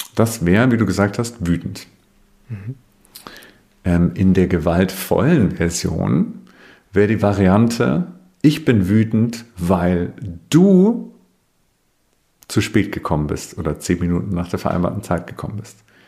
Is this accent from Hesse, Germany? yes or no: no; Bavaria, Germany; Ich komme aus Bayern, das hört man vielleicht manchmal